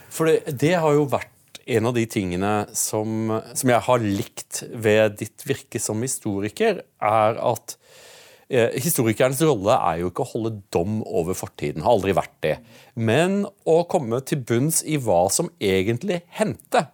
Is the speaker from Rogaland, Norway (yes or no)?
yes; Utsira, Rogaland, Norway; Jeg kommer jo fra Utsira